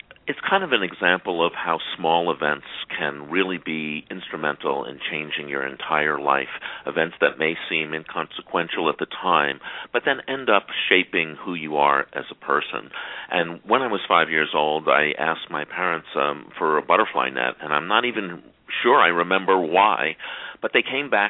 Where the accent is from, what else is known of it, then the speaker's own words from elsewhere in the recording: Great Neck, New York, United States; I grew up in Great Neck